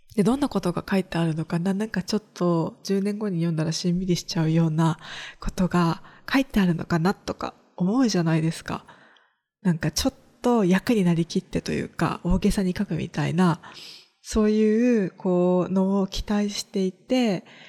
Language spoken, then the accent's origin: Japanese; rural Kagoshima Prefecture, Japan; 地元は鹿児島県の中でも田舎の方にあるので